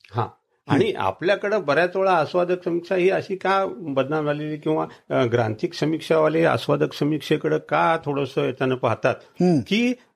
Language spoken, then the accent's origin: Marathi; Kandhar, Maharashtra, India; माझी कंदारची आठवण